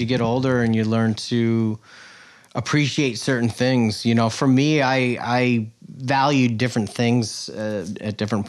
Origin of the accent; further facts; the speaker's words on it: Greenport, New York, United States; Born and raised in Greenport, yep.